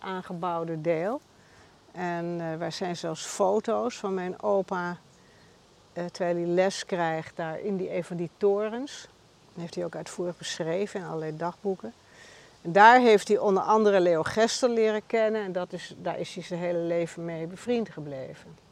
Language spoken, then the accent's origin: Dutch; Amsterdam, North Holland, Netherlands; also born or lived in Bergen; ik ben in Amsterdam geboren